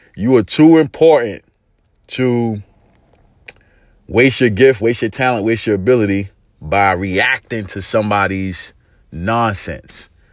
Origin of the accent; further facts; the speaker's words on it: New York City, New York, United States; I grew up in East New York, Brooklyn